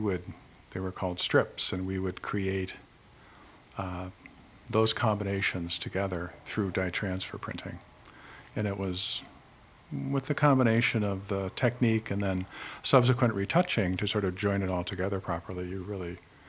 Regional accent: Oak Park, Illinois, United States; moved away as an adult; also born or lived in Chicago / Connecticut; now in Middletown, United States; I'm actually from Chicago. And I grew up in Oak Park, and I came to Connecticut to work at the Meriden Gravure Company in 1979

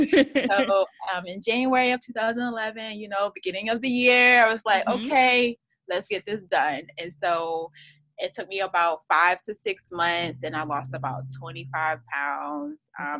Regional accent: Virginia, United States; I live in Virginia Beach, Virginia. I'm from Virginia.

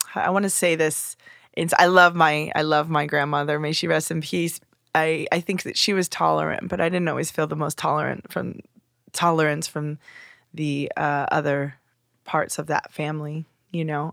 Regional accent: Simi Valley, California, United States; also born or lived in Los Angeles; I was born in Los Angeles and then moved to the suburb of Simi Valley

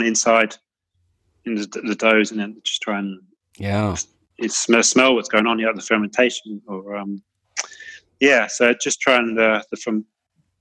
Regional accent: Cornwall, South West England, United Kingdom; now in Melbourne, Australia; I'm from Cornwall

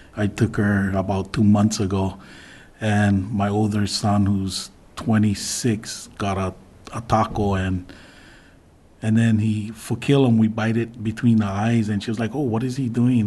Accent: Big Island, Hawaii, United States; born or raised there; now in Kapa'a, United States

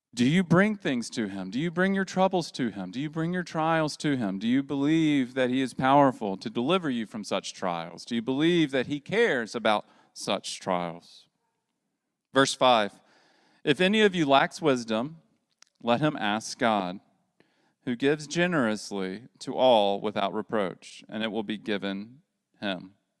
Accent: the South, United States; as a Southerner

